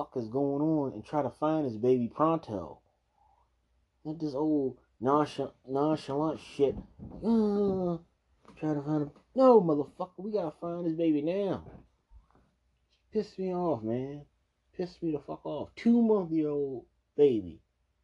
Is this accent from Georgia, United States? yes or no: no; Maryland, United States; I'm not from DC. I'm from Maryland.